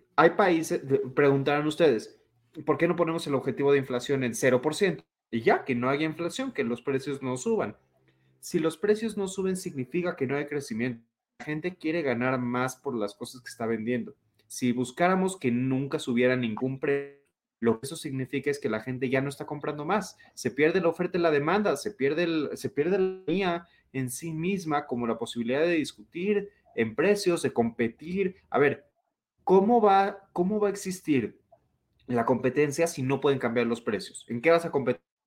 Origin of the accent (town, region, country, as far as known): Mexico